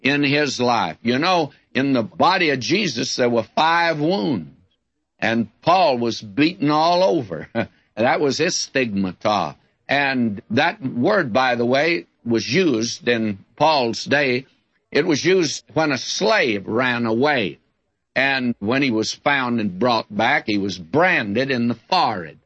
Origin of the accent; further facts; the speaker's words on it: West Texas, United States; I was raised in West Texas in the day before they had too many fences